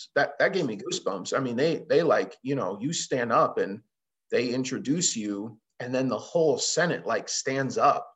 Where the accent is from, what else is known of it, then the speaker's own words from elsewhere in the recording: Chicago, Illinois, United States; now in Montana, United States; I'm a transplant, right? I mean, I've been here 20 years now, but I didn't grow up here. I mean, I grew up in Chicago